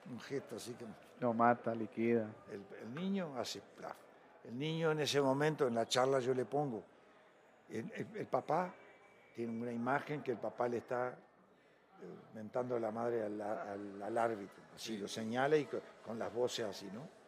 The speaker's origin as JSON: {"language": "Spanish", "town": "Mercedes", "region": "Soriano", "country": "Uruguay", "tie": "born or raised there", "moved": "yes", "lives_now": "Mexico", "said": "Y en Uruguay yo salgo de mi pueblo de Mercedes en un autobús, o como de aquí a Chihuahua, tres horas y media."}